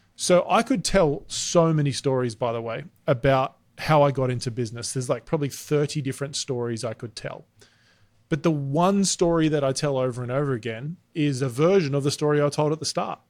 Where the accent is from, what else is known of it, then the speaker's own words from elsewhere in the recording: Australia; moved away as an adult; now in United States; you can hear I'm Australian. We moved to America six years ago.